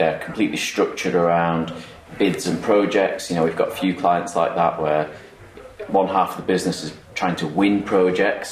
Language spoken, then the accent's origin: English; Manchester, North West England, United Kingdom; accent: Mancunian; I still have this this weird Mancunian accent.